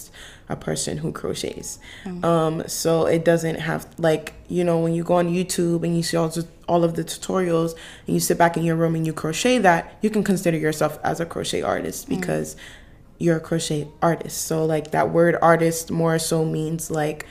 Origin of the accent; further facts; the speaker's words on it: Providence, Rhode Island, United States; I'm from Providence, Rhode Island, but I'm here staying on campus